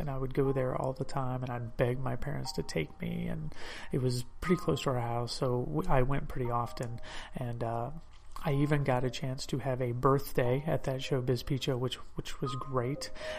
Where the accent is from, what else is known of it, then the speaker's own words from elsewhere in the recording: Birmingham, Alabama, United States; I grew up in Birmingham, Alabama